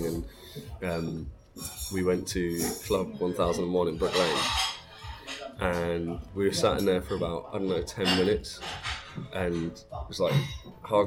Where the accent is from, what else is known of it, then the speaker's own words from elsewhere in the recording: Plymouth, South West England, United Kingdom; From Plymouth.